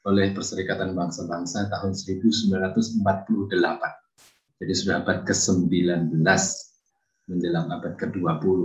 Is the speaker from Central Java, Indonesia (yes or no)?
yes; Boyolali, Central Java, Indonesia; now in Kalasan, Indonesia; Saya asli dari Boyolali. Saat ini saya tinggal di Kalasan, Yogyakarta.